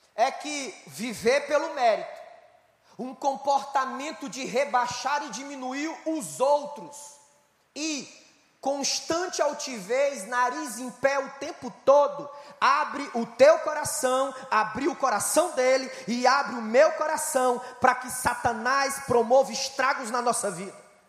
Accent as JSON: {"language": "Portuguese", "region": "Ceará", "country": "Brazil", "said": "Eu sou do estado do Brasil, estado do Ceará, nordeste brasileiro"}